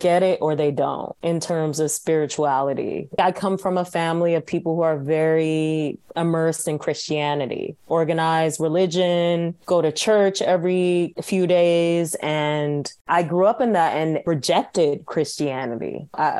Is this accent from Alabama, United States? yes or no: no; Atlanta, Georgia, United States; moved away; born and raised in Atlanta, Sierra Leonean family